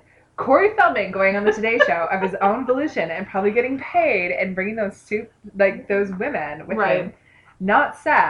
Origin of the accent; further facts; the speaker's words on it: East Central Illinois, United States; I grew up in East Central Illinois.